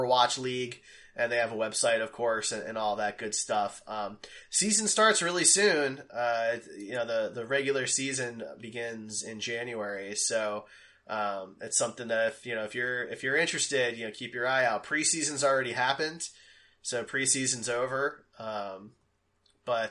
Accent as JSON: {"language": "English", "town": "Philadelphia", "region": "Pennsylvania", "country": "United States", "tie": "born or raised there", "said": "I was born in Philly"}